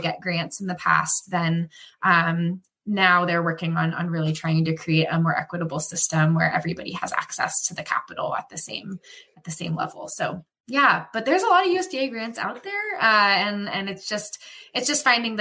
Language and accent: English; Portland, Oregon, United States; moved away as an adult; now in Washington, D.C., United States; I grew up in Portland, Oregon